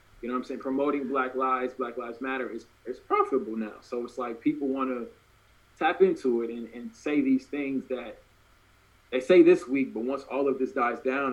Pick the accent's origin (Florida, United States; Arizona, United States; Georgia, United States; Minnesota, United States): Georgia, United States; Norcross; moved away as an adult; also born or lived in Nashville, Tennessee; now in Oregon, United States; I was born in Nashville, Tennessee, and I was raised in Norcross, Georgia, so which is a suburb of Atlanta